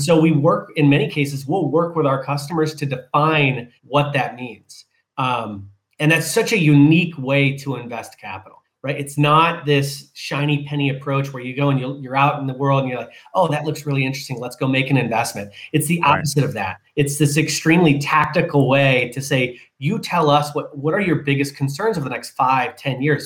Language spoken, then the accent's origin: English; Jackson, Michigan, United States; moved away as an adult; also born or lived in San Diego, California; growing up in Michigan.